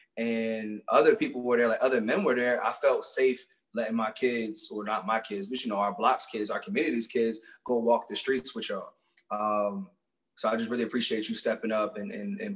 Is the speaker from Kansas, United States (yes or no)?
no; Philadelphia, Pennsylvania, United States; I grew up in Roxborough section of Philly. That's Northwest